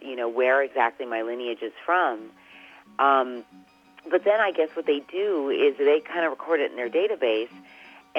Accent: Canada; being Canadian

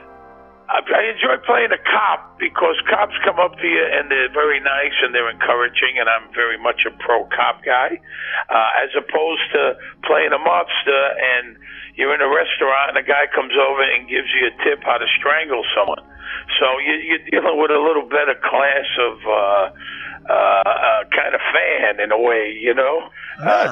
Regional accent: New York City, New York, United States; I grew up in Bensonhurst, Brooklyn

